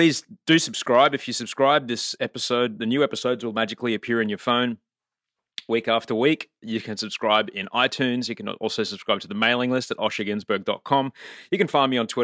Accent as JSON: {"language": "English", "country": "Australia", "moved": "yes", "lives_now": "California, United States", "said": "I'm Australian."}